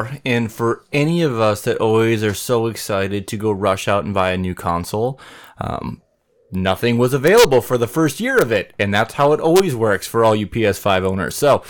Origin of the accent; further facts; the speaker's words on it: Mora, Minnesota, United States; it was like going to my hometown of Mora